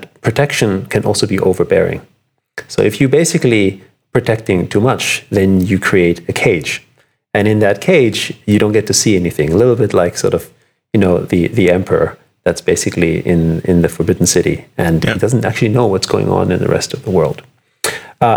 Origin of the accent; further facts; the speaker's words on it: Vienna, Austria; moved away; I'm from, I grew up in Vienna. I was born in Vienna to musical parents